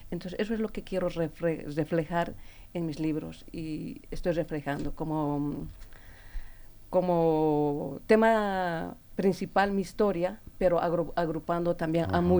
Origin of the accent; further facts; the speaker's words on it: Bolivia; moved away; Yo no soy de aquí, soy de Bolivia